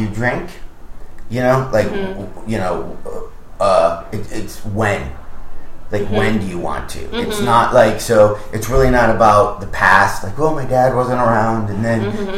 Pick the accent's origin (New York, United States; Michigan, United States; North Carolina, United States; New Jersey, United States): Michigan, United States; I'm from Michigan.